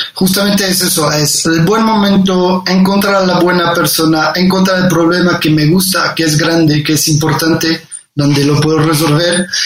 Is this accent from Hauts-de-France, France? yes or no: yes; Condé, Hauts-de-France, France; Spanish is a second language; moved away as an adult; also born or lived in Paris, France; now in Mexico; yo soy del norte de Francia, nací en un pueblo que se llama Condé, muy, muy cerca de, Inglaterra.